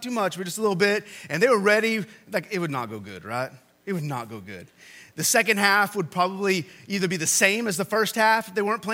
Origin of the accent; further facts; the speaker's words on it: Texas, United States; moved away; I went to A&M, and I'm from Texas